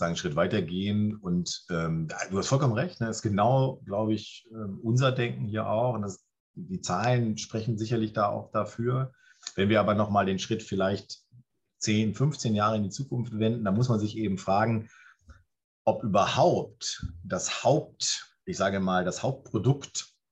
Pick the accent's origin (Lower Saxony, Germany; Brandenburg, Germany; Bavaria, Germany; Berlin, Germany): Lower Saxony, Germany; Clausthal-Zellerfeld; Göttingen ist schon zu groß, Klausthal, Zellerfeld, meine Heimatstadt zum Beispiel, ne?